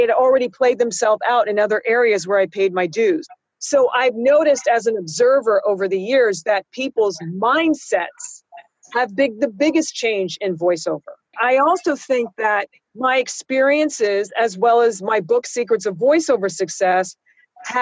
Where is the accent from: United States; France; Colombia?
United States; San Francisco, California; moved away; also born or lived in New York; I used to be on a kid show where I grew up in San Francisco